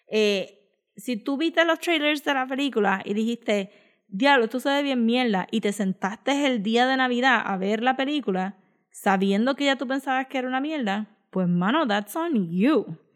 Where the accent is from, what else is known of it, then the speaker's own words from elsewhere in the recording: Israel; born there; Si nací en Israel, ¿qué carajo tú crees que va a pensar?